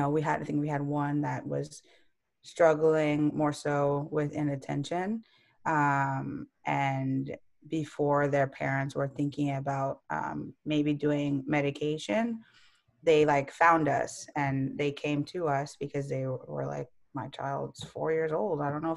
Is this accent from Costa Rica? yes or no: yes; Costa Rica; born there; I was born in Costa Rica. My parents were doing medical school there.